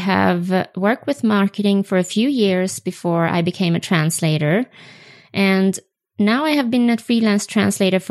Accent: Sweden; first language Swedish; English is a second language; moved away as an adult; now in Utah, United States; my native language is Swedish

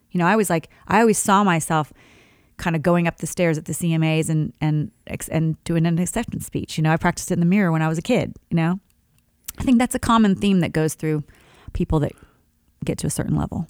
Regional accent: Sharon, Kansas, United States; moved away; my hometown of Sharon, Kansas, there's a church that's a Christian church that I actually, you know, grew up singing in with my dad

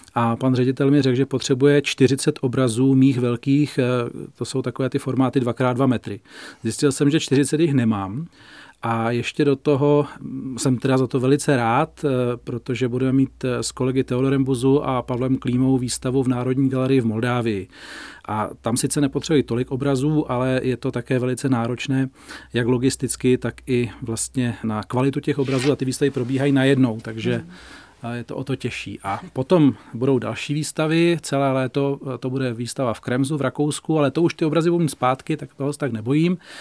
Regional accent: Volary, South Bohemian Region, Czechia; also born or lived in Prachatice / Šumava; já jsem z Volár, chodil jsem v Prachaticích na gymnázium

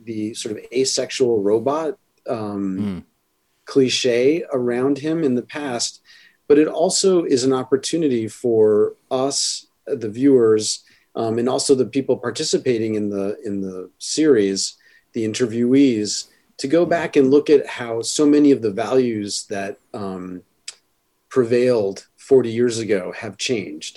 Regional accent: New York City, New York, United States; I grew up in New York City

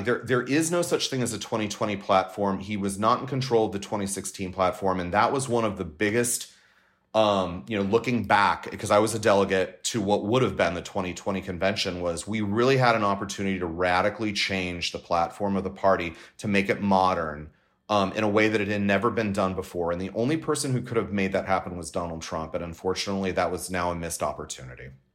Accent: Los Angeles, California, United States; also born or lived in Washington D.C.; I'm a Californian. Um, my residence is still home. Home is San Pedro in the southern part of the city

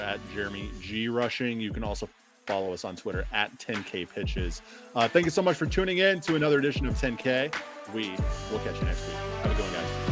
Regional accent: Illinois, United States; moved away; I'm from Illinois

